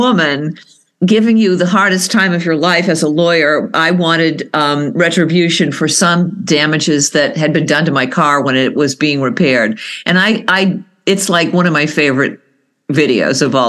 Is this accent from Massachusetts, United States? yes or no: yes; Lynn, Massachusetts, United States; Lynn, City of Sin